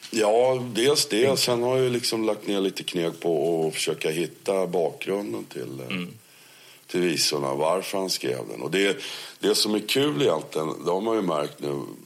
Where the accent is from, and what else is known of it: Netherlands; born or raised there; moved away as an adult; now in Sweden